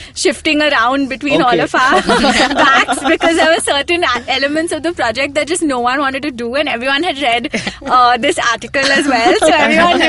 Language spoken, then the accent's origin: English; India; growing up in India